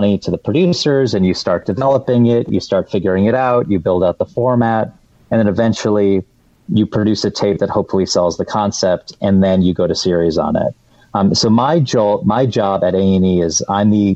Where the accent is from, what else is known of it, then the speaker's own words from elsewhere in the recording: Detroit, Michigan, United States; moved away; I'm from the Metro Detroit area